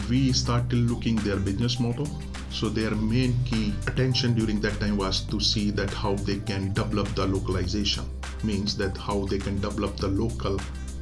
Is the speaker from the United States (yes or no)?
no; India; moved away; I'm Indian